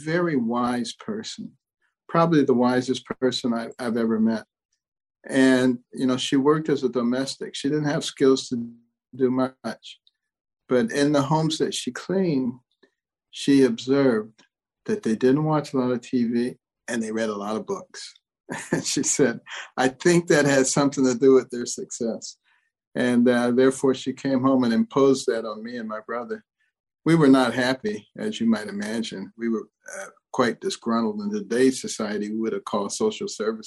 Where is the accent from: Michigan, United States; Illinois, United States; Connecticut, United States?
Michigan, United States; Detroit; also born or lived in Boston; I grew up in Detroit and partly in Boston